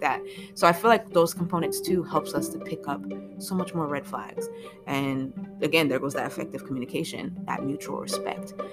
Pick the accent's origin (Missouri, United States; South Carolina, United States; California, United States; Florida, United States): Florida, United States; I am originally from Florida. I went to school in Florida.